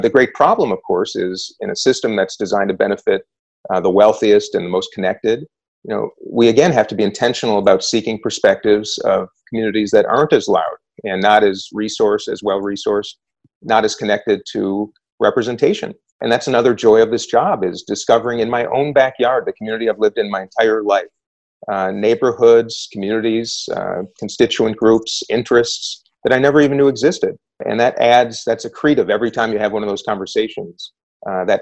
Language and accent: English; Minnesota, United States; I'm a Democrat from Minnesota.